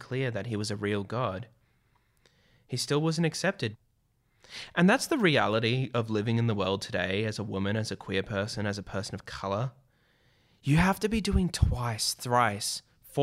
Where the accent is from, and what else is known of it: Australia